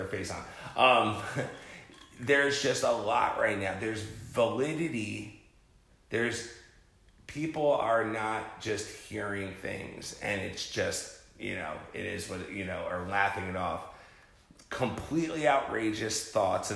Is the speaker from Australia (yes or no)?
no; New Jersey, United States; I'm from Jersey